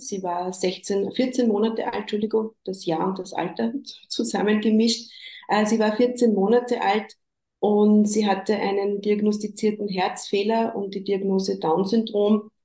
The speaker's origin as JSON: {"language": "German", "region": "Upper Austria", "country": "Austria", "said": "Ich komme aus Oberösterreich, wohne da im Großraum Linz mit meiner Familie."}